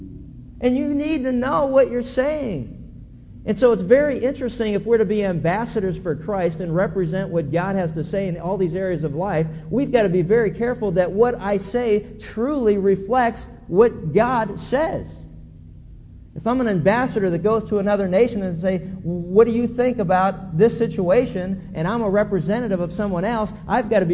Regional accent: Pennsylvania, United States; when I was a kid growing up in Pennsylvania

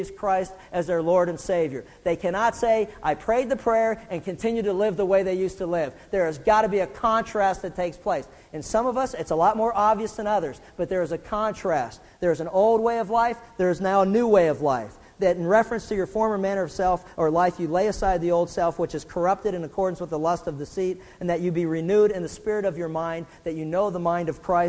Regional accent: Pittsburgh, Pennsylvania, United States; when I was growing up in Pittsburgh

